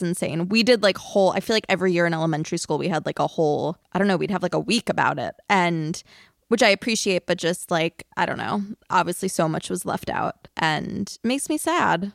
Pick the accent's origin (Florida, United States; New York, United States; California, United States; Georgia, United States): New York, United States; Long Island; I grew up on Long Island